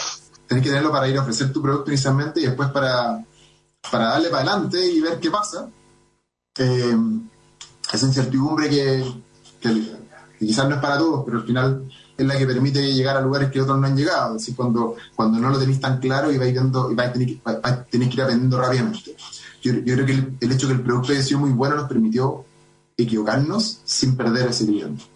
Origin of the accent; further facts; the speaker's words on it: Santiago, Santiago Metropolitan Region, Chile; Somos los menos que somos de Santiago